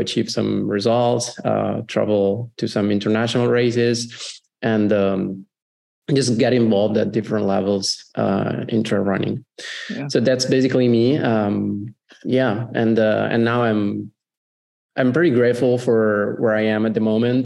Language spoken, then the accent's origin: English; Italy; also born or lived in Como; I'm from Italy